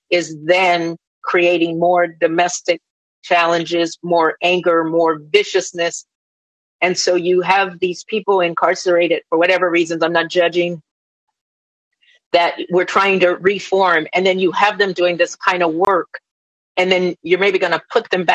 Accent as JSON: {"language": "English", "town": "Los Angeles", "region": "California", "country": "United States", "also_born_or_lived": "Beverly Hills / North Carolina (Lumbee lineage)", "said": "I'm from LA. I've lived in Beverly Hills and all over Southern California and Northern California."}